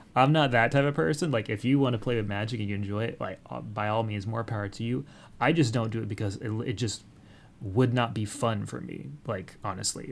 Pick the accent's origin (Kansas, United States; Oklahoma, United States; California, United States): Oklahoma, United States; I grew up in Oklahoma